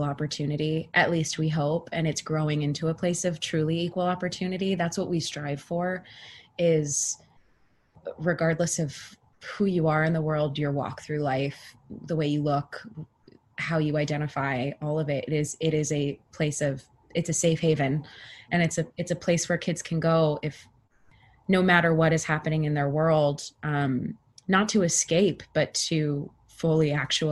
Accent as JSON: {"language": "English", "town": "Turlock", "region": "California", "country": "United States", "tie": "born or raised there", "said": "I'm from Northern California. There was Turlock Youth Performing Arts"}